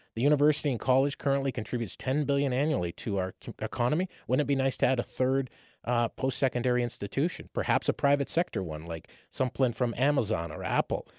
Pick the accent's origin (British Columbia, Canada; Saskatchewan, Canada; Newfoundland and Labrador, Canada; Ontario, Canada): Ontario, Canada; Windsor; now in London, Canada; growing up in Windsor